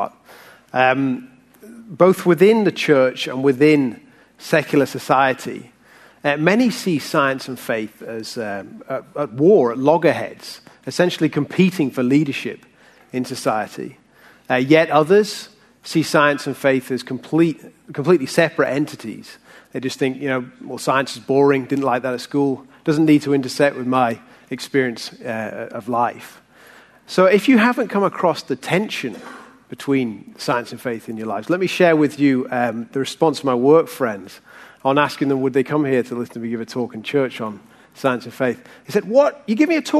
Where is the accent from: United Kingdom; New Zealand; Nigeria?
United Kingdom; the north of England; moved away as an adult; also born or lived in Oxford; now in Texas, United States; I grew up in the north of England